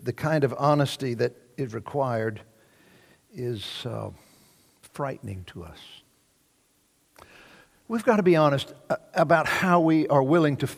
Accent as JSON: {"language": "English", "region": "Deep South", "country": "United States", "tie": "born or raised there", "said": "the years that I grew up in the Deep South"}